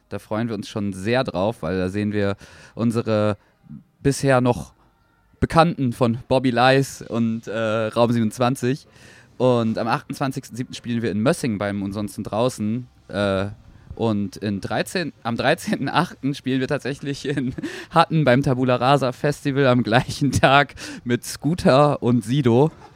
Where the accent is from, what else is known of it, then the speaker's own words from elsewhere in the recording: Oldenburg, Lower Saxony, Germany; wir kommen ja aus Oldenburg